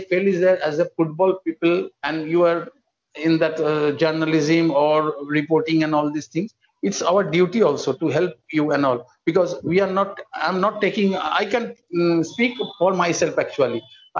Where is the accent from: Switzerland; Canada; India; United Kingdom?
India; As an Indian, we should be proud of him.